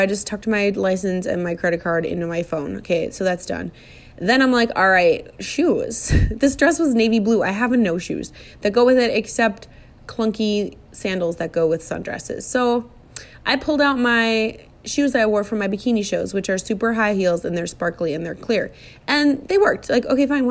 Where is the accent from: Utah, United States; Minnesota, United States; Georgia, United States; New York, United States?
Minnesota, United States; I'm from Minnesota